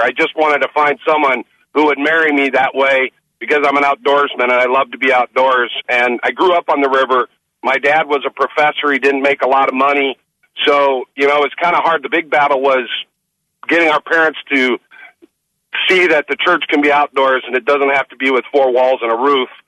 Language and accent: English; Decorah, Iowa, United States; No, it was uh, Northeast Iowa. I'm from Decorah, Iowa.